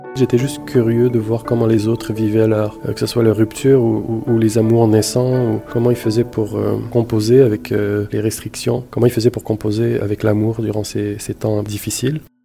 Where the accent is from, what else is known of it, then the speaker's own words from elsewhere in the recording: Montreal, Quebec, Canada; also born or lived in Marrakesh, Morocco; Je suis né à Marrakech, au Maroc, porte du désert, superbe ville, Marrakech. Euh, je suis arrivé ici à Montréal quand j'avais 5-6 ans, directement à Saint-Léonard, dans l'est de la ville